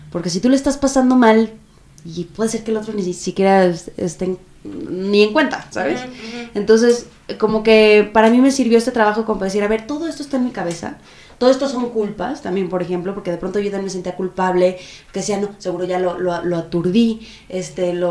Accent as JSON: {"language": "Spanish", "town": "Guadalajara", "region": "Jalisco", "country": "Mexico", "said": "De Guadalajara."}